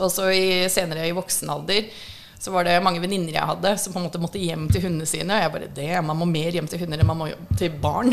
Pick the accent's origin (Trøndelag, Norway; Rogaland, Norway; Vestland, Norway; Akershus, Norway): Akershus, Norway; Hurdal; also born or lived in Fargo, North Dakota, United States / Minnesota, United States; now in Oslo, Norway; Det er ikke noe inner city jeg kommer ifra. Jeg er fra Hurdal og reservatet